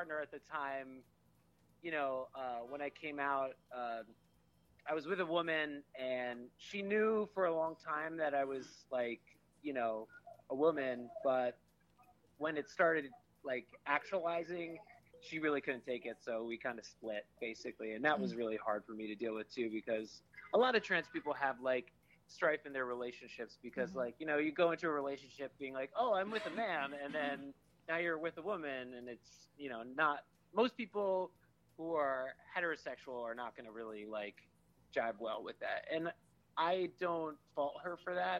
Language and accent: English; New Jersey, United States; I'm from Jersey